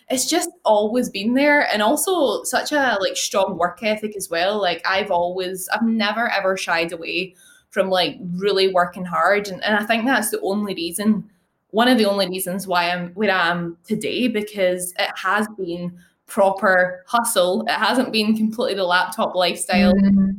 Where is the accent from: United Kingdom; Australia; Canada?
United Kingdom; Glasgow, Scotland; So Glasgow.